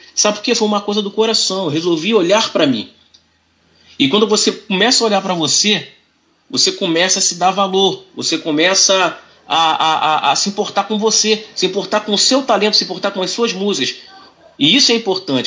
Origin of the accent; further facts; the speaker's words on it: São Gonçalo, Rio de Janeiro, Brazil; eu sou cria da Brasilândia, aqui do Coroado, com muito orgulho, muito orgulho de ser gonçalense e ter nascido no Coroado